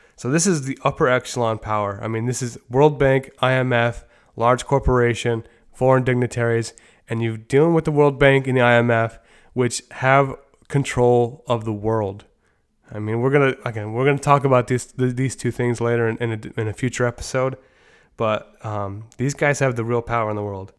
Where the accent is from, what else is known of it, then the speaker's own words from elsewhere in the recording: New York, United States; in my hometown of New York